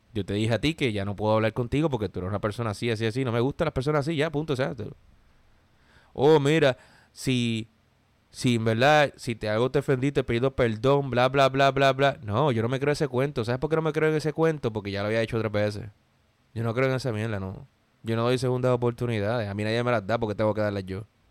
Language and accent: Spanish; Puerto Rico; moved away as an adult; now in United States; me vine de Puerto Rico a Estados Unidos